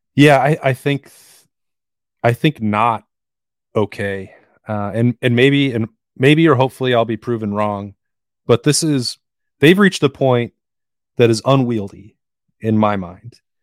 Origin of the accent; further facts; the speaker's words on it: Wyoming, United States; moved away; where I grew up in Wyoming